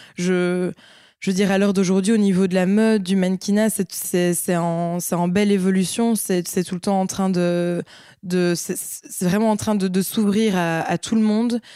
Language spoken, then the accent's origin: French; Liège, Wallonia, Belgium; j'ai 25 ans, je suis de Liège